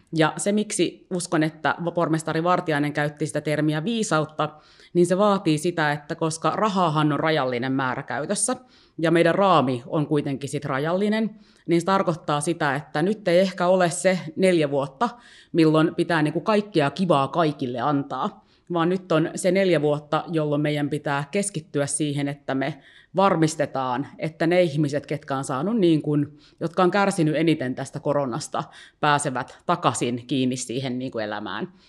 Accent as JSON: {"language": "Finnish", "town": "Helsinki", "region": "Uusimaa", "country": "Finland", "tie": "born or raised there", "said": "tämä on kuitenkin niin kuin mun kotikaupunki, ja tiedätkö, jotenkin mä niin kuin identifioidun niin vahvasti helsinkiläiseksi"}